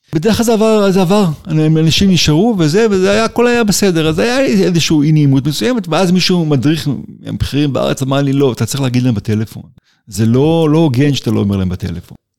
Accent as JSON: {"language": "Hebrew", "country": "Israel", "tie": "born or raised there", "said": "נולדתי בקיבוץ, ושם גדלתי"}